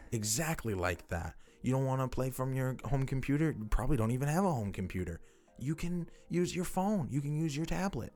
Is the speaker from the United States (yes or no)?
yes; upper New England, United States; we're from New, New Hampshire, Maine. We're from upper New England.